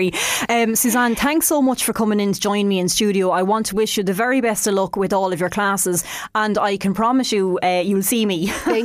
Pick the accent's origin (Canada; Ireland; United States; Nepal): Ireland; Leinster; accent: Laois; the same Leash accent as I do.